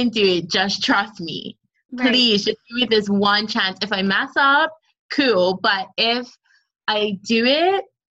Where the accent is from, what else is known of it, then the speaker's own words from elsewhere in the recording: Bermuda; now in London, United Kingdom; growing up in Bermuda was very artsy for me